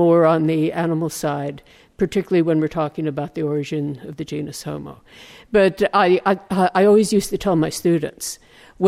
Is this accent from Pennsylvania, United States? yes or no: no; California, United States; growing up in California here in the 1950s